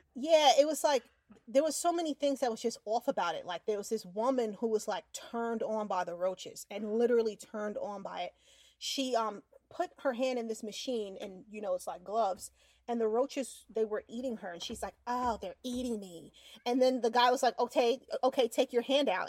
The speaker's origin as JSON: {"language": "English", "region": "New York", "country": "United States", "tie": "born or raised there", "moved": "yes", "lives_now": "Florida, United States", "said": "growing up in New York"}